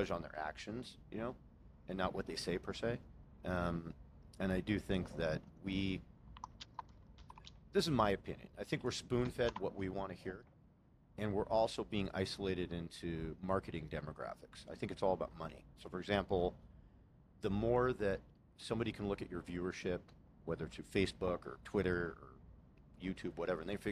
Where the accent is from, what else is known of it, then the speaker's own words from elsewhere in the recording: Los Angeles, California, United States; I grew up in Los Angeles